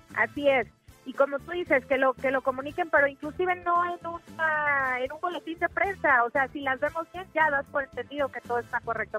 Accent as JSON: {"language": "Spanish", "country": "Mexico", "said": "nuestro país"}